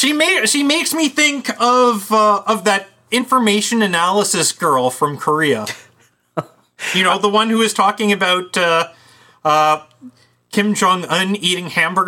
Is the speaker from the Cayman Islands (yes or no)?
no; Canada; I'm Canadian.